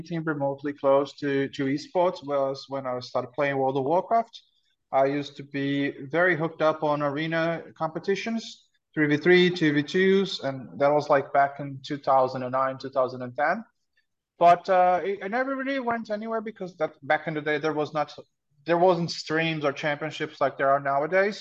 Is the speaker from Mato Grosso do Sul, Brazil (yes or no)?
yes; Mato Grosso do Sul, Brazil; moved away; It's the state of Mato Grosso do Sul, which is the countryside of the country